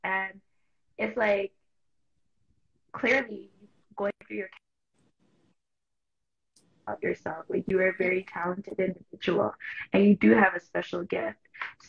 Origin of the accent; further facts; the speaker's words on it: Toronto, Ontario, Canada; I know from Toronto, like, yes, a lot of us are from Toronto, but like my family background is Jamaican on both sides.